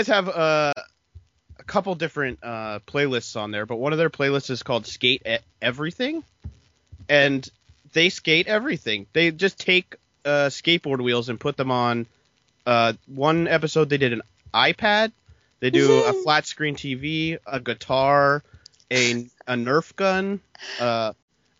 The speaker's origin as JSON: {"language": "English", "country": "United States", "said": "I'm an American"}